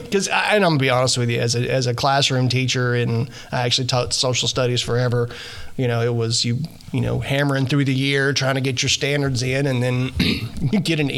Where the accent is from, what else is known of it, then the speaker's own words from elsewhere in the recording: Arkansas, United States; I'm from Falk, Arkansas to Junction City. When people ask me where I work, I tell them L.A., Lower Arkansas.